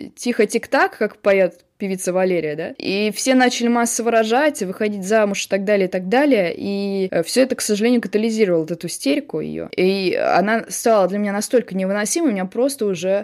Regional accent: Samara, Samara Oblast, Russia; moved away as an adult; now in Moscow, Russia; Я выросла в Самаре, но потом я поступила в МГИМО и уехала

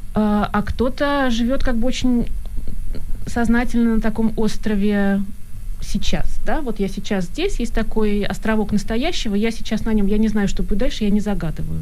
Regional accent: Saint Petersburg, Russia; moved away as an adult; now in Germany; я человек из России, из Петербурга, да, я до 30 лет жила в Петербурге, и у меня была какая-то ностальгия, у меня была какая-то, у меня было там счастливое детство

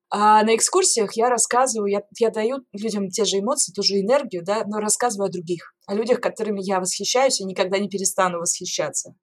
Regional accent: Norilsk, Krasnoyarsk Krai, Russia; moved away as an adult; also born or lived in Saint Petersburg; я родилась и выросла в Норильске, и закончила там школу, то есть жила там до 17 лет.

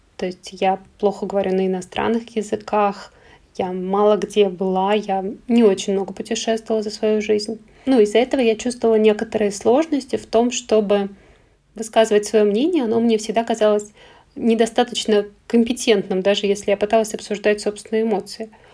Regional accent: Ivanovo, Ivanovo Oblast, Russia; now in Moscow, Russia; Я родом из Иваново

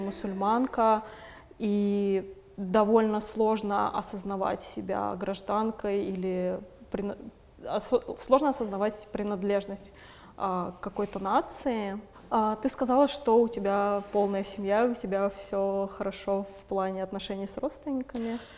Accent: Moscow, Russia; first language Russian; я выросла в Москве, mm ходила в российскую школу, говорю по-русски, это мой первый язык

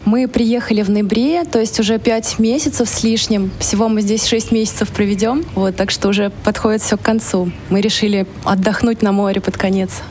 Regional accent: Russia; moved away as an adult; now in Sri Lanka; мы из России, мы привыкли к разнообразию товаров в магазинах

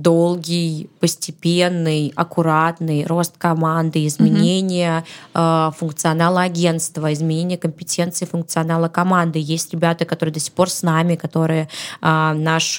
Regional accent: Saint Petersburg, Russia; я родилась в Петербурге

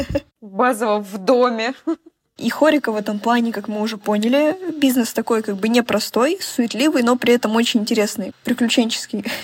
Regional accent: Omsk, Omsk Oblast, Russia; Да, я с Омска, я с Сибири.

